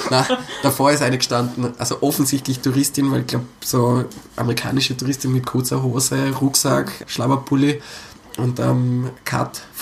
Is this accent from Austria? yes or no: yes; Innsbruck, Tyrol, Austria; ich bin Innsbrucker, ich bin so oft hin und her gefahren